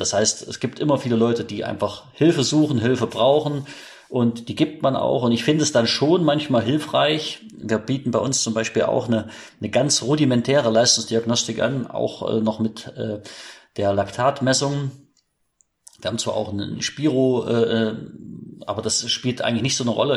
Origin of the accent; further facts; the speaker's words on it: Bad Frankenhausen, Thuringia, Germany; mein Vater war selbst äh, Trainer des Trainingszentrums für Leichtathletik in meiner Heimatstadt in Bad Frankenhausen. Das ist ein kleines Örtchen in Thüringen.